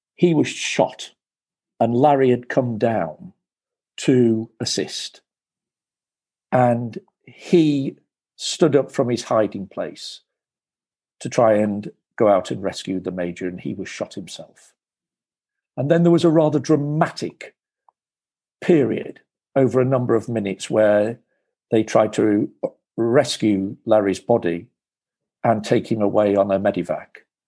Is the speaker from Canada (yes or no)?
no; United Kingdom; I am a Brit. I was born in 1958